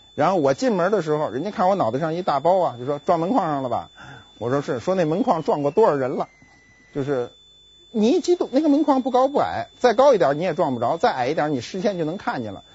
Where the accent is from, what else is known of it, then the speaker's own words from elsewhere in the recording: Beijing, China; accent: Beijing dialect; 我们北京话叫知了